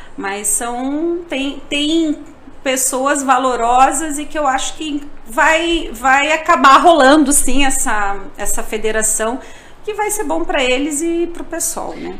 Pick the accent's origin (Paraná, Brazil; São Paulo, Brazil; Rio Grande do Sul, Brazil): Paraná, Brazil; São José dos Pinhais; Eu sou de São José dos Pinhais, que é um dos municípios que é o Cinturão Verde